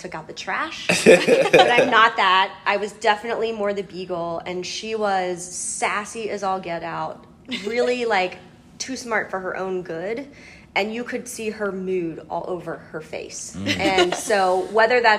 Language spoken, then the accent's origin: English; Cincinnati, Ohio, United States; my hometown is in Cincinnati, Ohio.